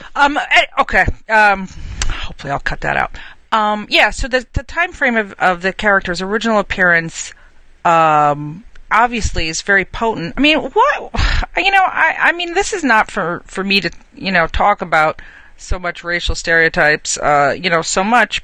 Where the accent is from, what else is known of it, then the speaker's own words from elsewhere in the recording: New Jersey, United States; now in New York, United States; I grew up in New Jersey.